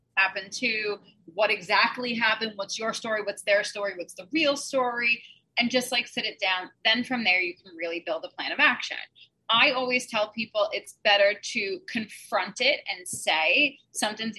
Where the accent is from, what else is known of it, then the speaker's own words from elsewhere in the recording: New York City, New York, United States; also born or lived in Lower East Side, Manhattan; I'm originally from Staten Island, New York. I live in Midtown right now